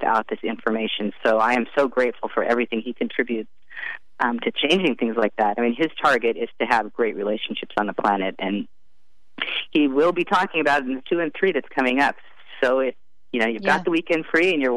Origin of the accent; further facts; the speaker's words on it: Santa Fe, California, United States; my hometown, Santa Fe, California